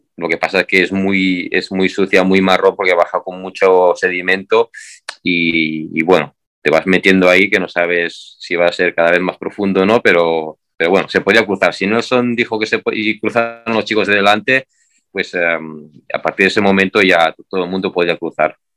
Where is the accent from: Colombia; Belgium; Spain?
Spain; Catalonia; yo soy de Cataluña